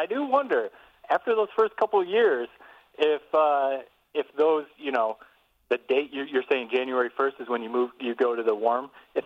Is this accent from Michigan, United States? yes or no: yes; Corunna, Michigan, United States; moved away as an adult; when I was growing up in Corona